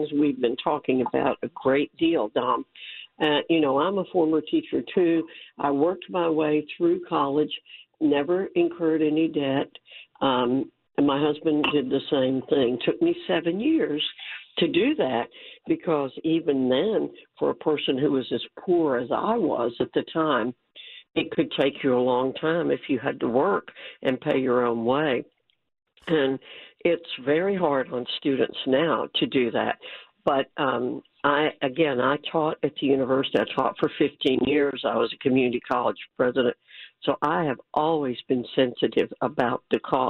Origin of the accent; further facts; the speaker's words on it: New York, United States; I was born in New York